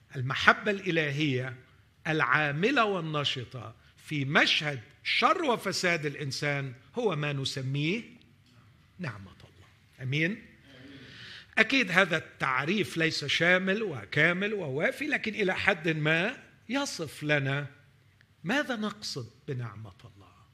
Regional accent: Egypt; أننا كمصريين نعيش على ضفاف نهر النيل

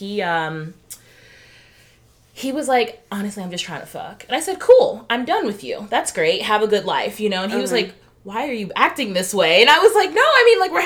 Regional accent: Alabama, United States; moved away; I'm from Alabama originally

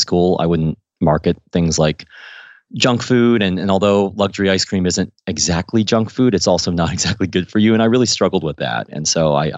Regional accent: Midwest, United States; moved away as an adult; also born or lived in Ohio / Missouri / Washington, D.C.; now in London, United Kingdom; when I was growing up in Ohio and Missouri

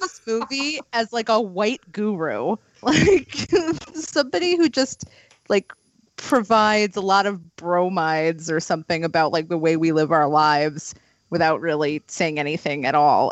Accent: East Meadow, New York, United States; moved away; also born or lived in Woodbury, New York; I was born in Woodbury. I went to high school in East Meadow

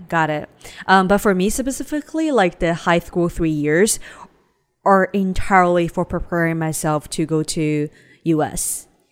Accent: Shanghai, China; also born or lived in Ningbo; I grew up in Shanghai

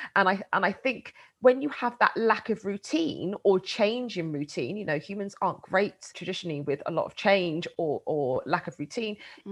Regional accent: United Kingdom; I grew up just outside of London

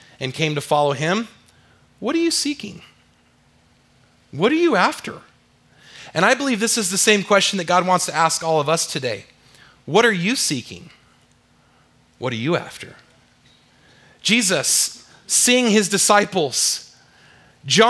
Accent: California, United States; moved away; I'm from California

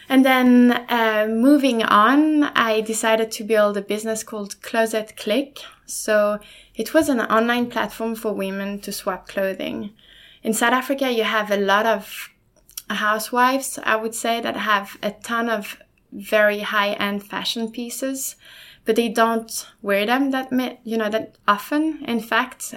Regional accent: Lausanne, Vaud, Switzerland; first language German and French; English is a second language; now in Sweden; I was born in Switzerland, in Lausanne, from two um, from two parents, obviously

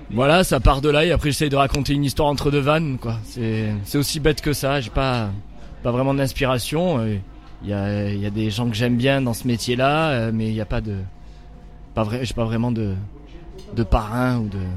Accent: Milhaud, Occitania, France; moi je suis un, petit gars de la banlieue de Nîmes. Voilà, je suis né à la j'ai grandi à Millau dans le Gard. C'est un petit, un petit village de banlieue

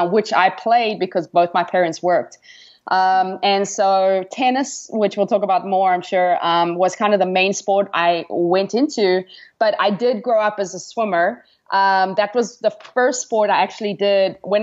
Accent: Kimberley, Northern Cape, South Africa; moved away; I am from South Africa, Kimberley to be exact

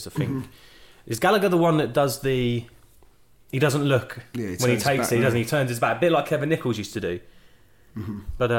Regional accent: Stoke-on-Trent, West Midlands, United Kingdom; maybe even the way I'm from Stoke

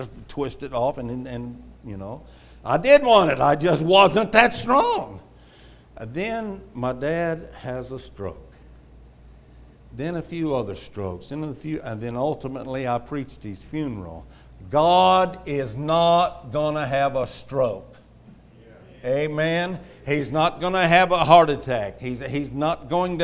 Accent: Houston, Texas, United States; growing up in Houston, the ground was so flat, if there were any hills, it got hauled in.

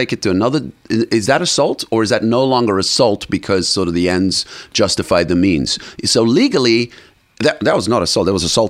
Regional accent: South Africa; I come from South Africa. South Africa, there are 11 national languages, believe it or not, okay?

